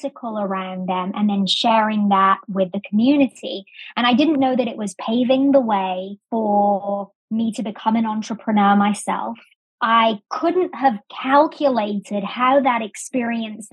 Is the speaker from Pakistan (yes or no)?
no; England, United Kingdom; accent: English; moved away as an adult; also born or lived in Sheffield; now in United States; So I was born in America. I was raised in England, went to university there, and then moved to the States when I was about 22